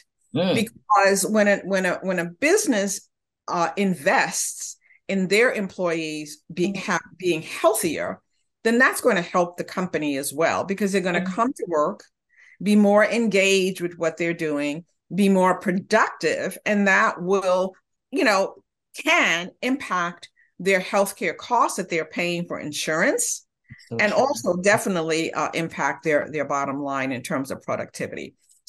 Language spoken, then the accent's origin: English; Honduras